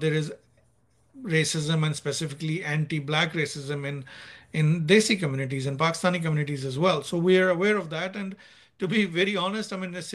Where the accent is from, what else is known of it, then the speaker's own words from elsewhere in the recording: Nigeria; moved away as an adult; now in United States; when we were growing up in Nigeria, because I was in Nigeria until O-levels or 10th grade. So I left Nigeria. No, sorry, what am I saying? A-level. So I left Nigeria at the age of 18. I was there from the age of 4 to the age of 18